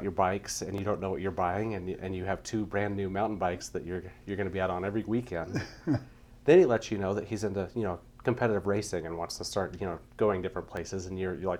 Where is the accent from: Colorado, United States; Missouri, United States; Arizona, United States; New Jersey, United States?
Colorado, United States; Grand Lake; So I grew up in Grand Lake, Colorado.